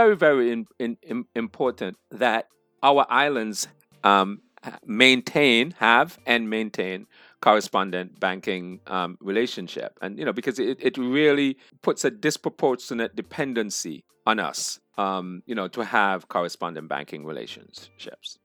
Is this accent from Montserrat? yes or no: yes; Montserrat; I'm from Montserrat originally.